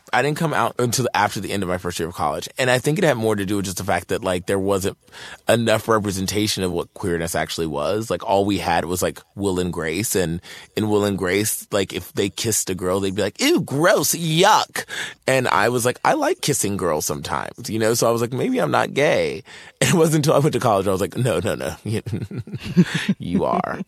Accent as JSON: {"language": "English", "town": "Martinsville", "region": "Virginia", "country": "United States", "tie": "born or raised there", "moved": "yes"}